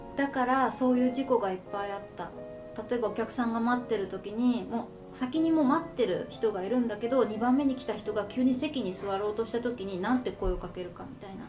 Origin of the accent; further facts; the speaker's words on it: Japan; moved away as an adult; now in Canada; 私は日本人